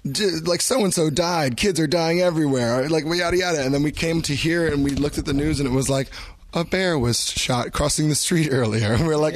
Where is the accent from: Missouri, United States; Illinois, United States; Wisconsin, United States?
Illinois, United States; Markham; I'm not from Chicago. I'm from a place called Markham. So a lot of us are from the south suburbs. So it's actually a really small region just outside of Chicago